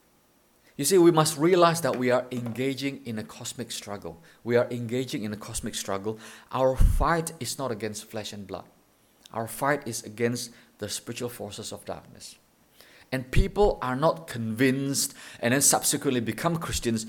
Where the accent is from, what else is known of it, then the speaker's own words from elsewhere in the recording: Indonesia; now in Thailand; We're from Indonesia.